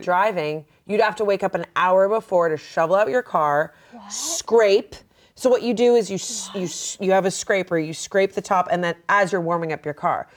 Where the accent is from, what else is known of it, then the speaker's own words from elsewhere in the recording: Massachusetts, United States; moved away as an adult; now in Los Angeles, United States; I grew up in Massachusetts, and it was always like in winter, it was below freezing